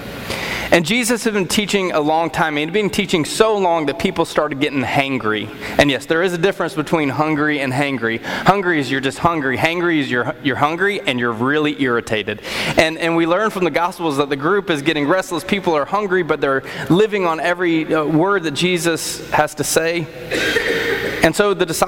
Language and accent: English; Apex, North Carolina, United States; as a kid, growing up in Apex